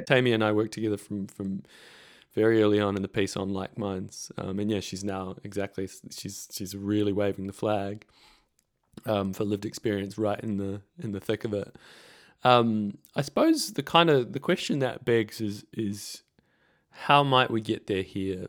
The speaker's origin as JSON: {"language": "English", "country": "New Zealand", "moved": "as an adult", "lives_now": "Victoria, Australia", "said": "I'm a Kiwi. I was in New Zealand at this time"}